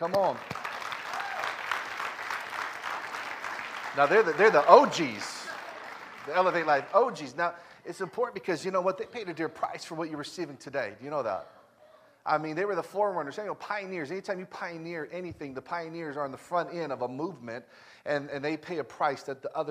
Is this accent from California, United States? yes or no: yes; Elk Grove, California, United States; also born or lived in South Sacramento; I grew up in Elk Grove